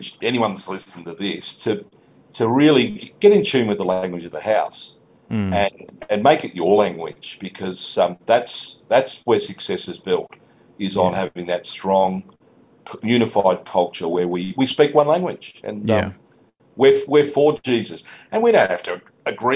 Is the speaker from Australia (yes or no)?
yes; Australia; I'm still an Aussie